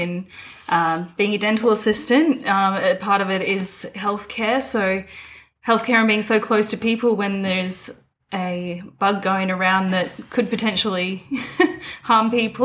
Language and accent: English; Gladstone, Queensland, Australia; moved away as an adult; now in Brisbane, Australia; my hometown because I was there for most of my life so far